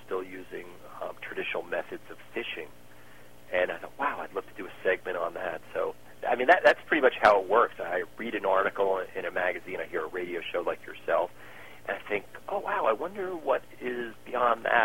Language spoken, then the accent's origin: English; United States; an American traveling places